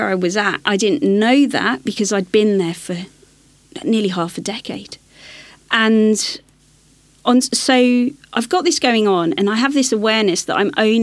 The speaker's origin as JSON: {"language": "English", "region": "London", "country": "United Kingdom", "tie": "born or raised there", "said": "I'm growing up in West London"}